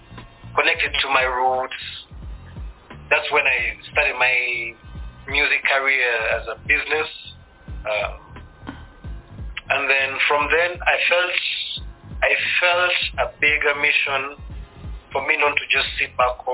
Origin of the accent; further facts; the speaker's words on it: Uganda; also born or lived in Kenya / Tanzania; now in Rwanda; I was born in Uganda, born a refugee, because I'm Rwandan. I grew up in Uganda and all these other different parts of East Africa, namely Kenya, Tanzania.